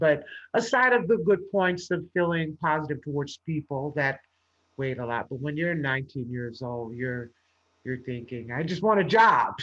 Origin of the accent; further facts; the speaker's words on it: Los Angeles, California, United States; I grew up in Los Angeles, California